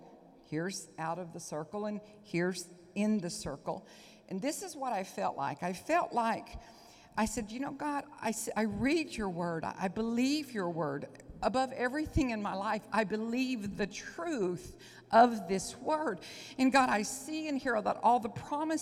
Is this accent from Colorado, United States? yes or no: no; Onalaska, Texas, United States; accent: Southern; I'm a housewife from Onalaska, Texas